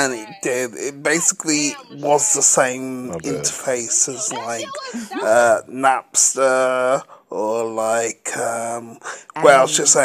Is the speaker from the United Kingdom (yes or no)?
yes; England, United Kingdom; I'm fucking English. I'm in England.